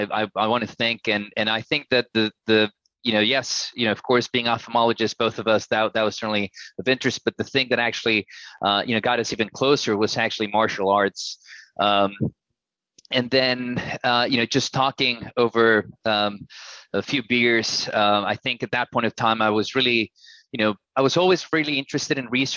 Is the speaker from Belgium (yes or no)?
no; Torreón, Coahuila, Mexico; moved away as an adult; also born or lived in Mexico City / Santa Barbara / Monterrey; now in United States; I was born and raised in Mexico in a city called Torreón. It's a beautiful city in the middle of the north of Mexico, right in the desert.